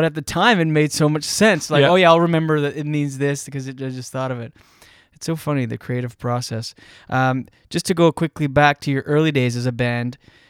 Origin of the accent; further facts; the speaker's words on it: New Brunswick, Canada; I grew up in small town New Brunswick